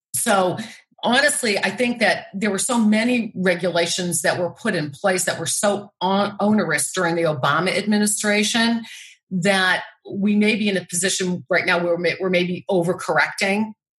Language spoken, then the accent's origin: English; Massachusetts, United States; You know, I come from Massachusetts where we have these beautiful beaches in Cape Cod.